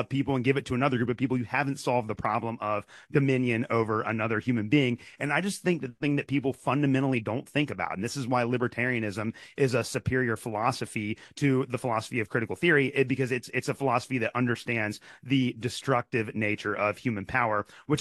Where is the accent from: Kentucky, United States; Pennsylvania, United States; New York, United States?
Kentucky, United States; when I was growing up in Kentucky